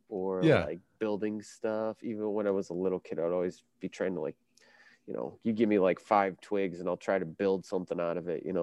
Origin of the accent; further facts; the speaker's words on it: Chicago, Illinois, United States; I grew up on the South Side of Chicago